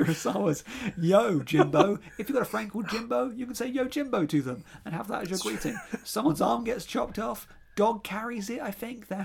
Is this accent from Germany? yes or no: no; United Kingdom; I am British